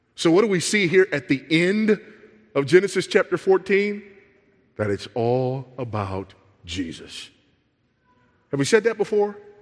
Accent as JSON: {"language": "English", "town": "Los Angeles", "region": "California", "country": "United States", "tie": "born or raised there", "said": "I grew up in South Central Los Angeles"}